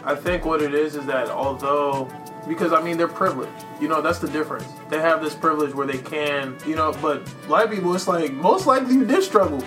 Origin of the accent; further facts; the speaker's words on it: Silver Spring, identifies as Prince George's County, Maryland, United States; I was born in Silver Spring